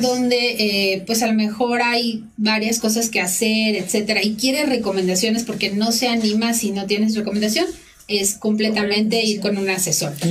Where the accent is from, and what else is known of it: Mexico